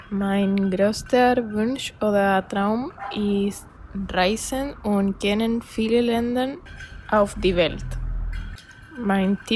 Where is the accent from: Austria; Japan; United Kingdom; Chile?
Chile; German is a second language